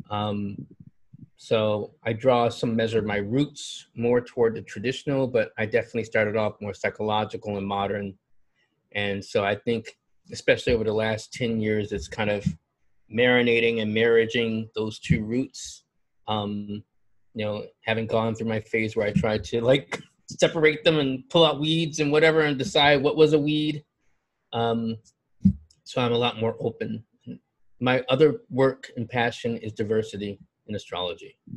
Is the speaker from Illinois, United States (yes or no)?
no; Buffalo, New York, United States; also born or lived in Philadelphia; now in Newark, United States; I'm in Newark, New Jersey. I hail to you from Buffalo, New York, via Philadelphia, via also New York City, Brooklyn, New York.